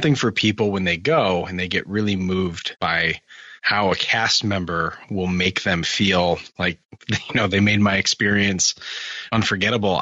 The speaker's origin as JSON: {"language": "English", "region": "Michigan", "country": "United States", "said": "I'm from Michigan."}